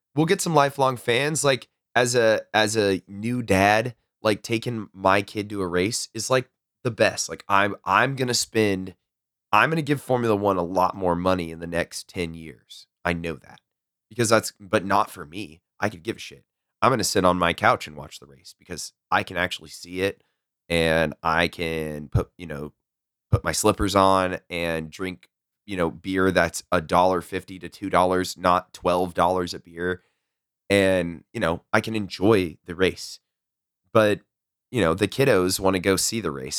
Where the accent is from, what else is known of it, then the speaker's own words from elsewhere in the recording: Texas, United States; I'm from Texas, it's hot